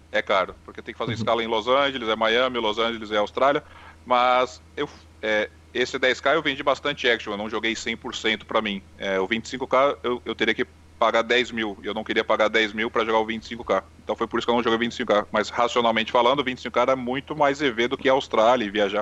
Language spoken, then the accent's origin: Portuguese; Brazil; also born or lived in Santos; nós que somos brasileiros